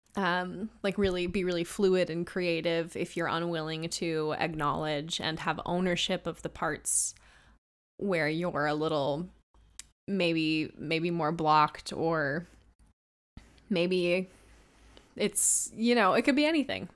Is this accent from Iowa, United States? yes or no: no; Washington, United States; born or raised there; moved away as an adult; now in Los Angeles, United States